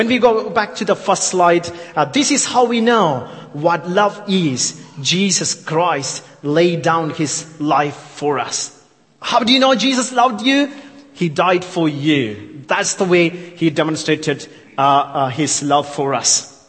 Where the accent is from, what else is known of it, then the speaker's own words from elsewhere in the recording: India; accent: thick Yorkshire with English Indian mix; I know I'm from India, so my accent is thick Yorkshire with the English Indian mix, spice, you know, it's a very, you know, very mix.